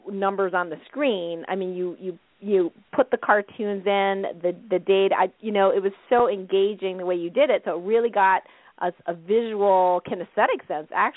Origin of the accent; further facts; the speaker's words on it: Canada; living in Canada, you know, growing up in Canada